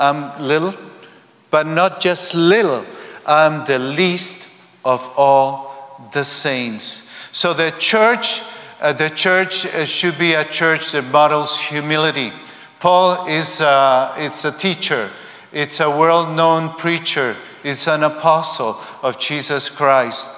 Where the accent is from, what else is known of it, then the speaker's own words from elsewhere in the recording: Spain; I come from Spain.